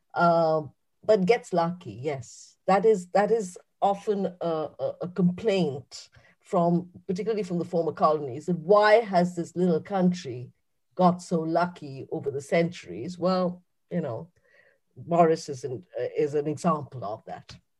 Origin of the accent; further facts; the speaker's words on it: India; moved away as an adult; now in United Kingdom; someone who was born and bred in India, but is British now.